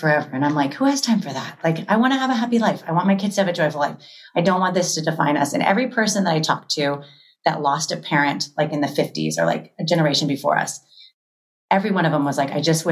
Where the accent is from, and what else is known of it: Florida, United States; born or raised there; now in Los Angeles, United States